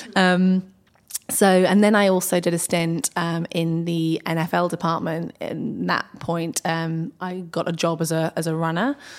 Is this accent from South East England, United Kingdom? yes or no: yes; Berkshire, South East England, United Kingdom; also born or lived in Ascot; I've grown up around Berkshire, which is one of the kind of home counties in the U K.